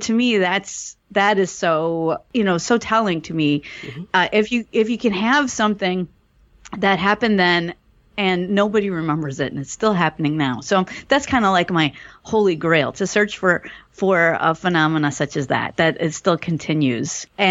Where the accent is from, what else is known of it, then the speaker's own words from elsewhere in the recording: Milwaukee, Wisconsin, United States; I'm from Milwaukee, Wisconsin